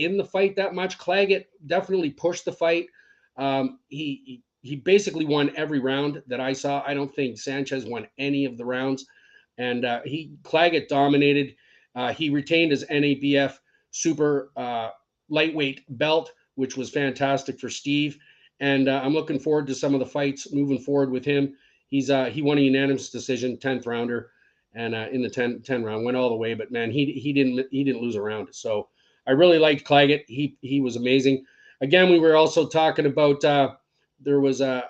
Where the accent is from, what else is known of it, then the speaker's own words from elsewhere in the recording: Scotland, United Kingdom; I'm Scottish